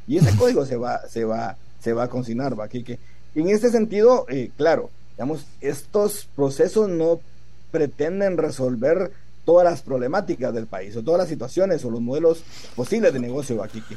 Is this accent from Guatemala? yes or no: yes; Guatemala; nosotros mismos como guatemaltecos